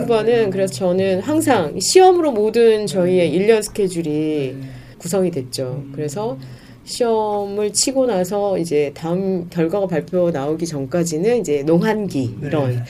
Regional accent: Gwangju, South Korea; 그리고 저는 이제 전라도 광주 출신인데

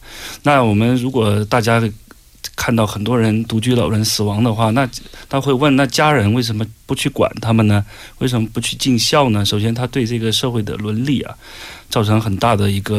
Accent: China; 我就给他解释，说我们中国人的责任感很强

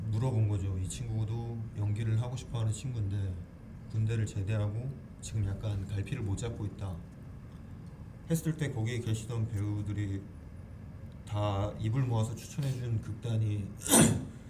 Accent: Jeju, South Korea; 예, 예 제주도예요.

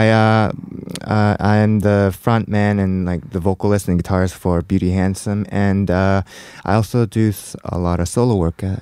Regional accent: Toronto, Ontario, Canada; moved away as an adult; now in South Korea; I'm actually from Canada, Toronto, Canada.

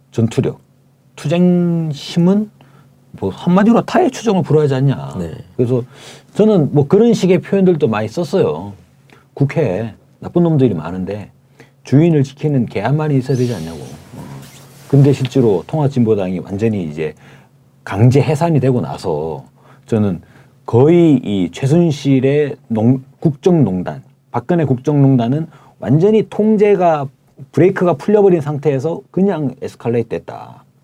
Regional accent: Daegu, South Korea; moved away; 제가 어릴 때 살던 데요.

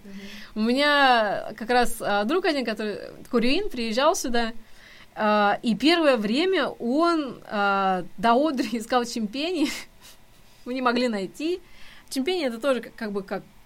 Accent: Tomsk, Tomsk Oblast, Russia; moved away; я же из Сибири, и у нас очень много корейцев. Тем более, что вообще в Томске очень много университетов

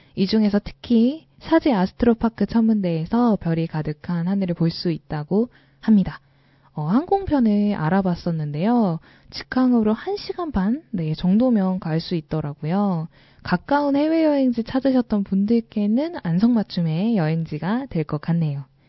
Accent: Seoul, South Korea; 저는 서울에서 태어나서 아직까지 서울에서 벗어나서 살아본 적이 없어요.

